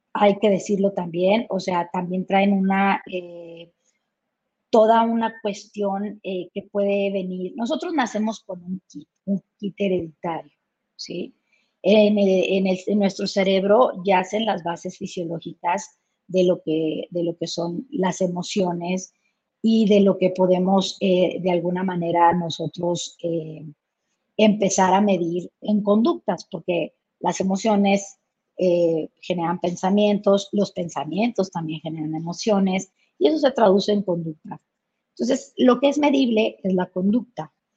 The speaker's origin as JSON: {"language": "Spanish", "region": "Chihuahua", "country": "Mexico", "tie": "born or raised there", "said": "yo soy originaria de Chihuahua y pues estamos pegados a Estados Unidos"}